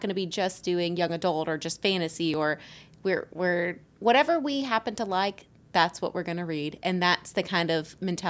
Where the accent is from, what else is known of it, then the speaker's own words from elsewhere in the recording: the South, United States; accent: Southern; So I had a vocal coach who tried to, one, rid me of my Southern accent